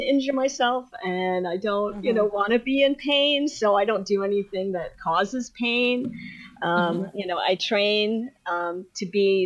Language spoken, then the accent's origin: English; Ohio, United States; I'm from Ohio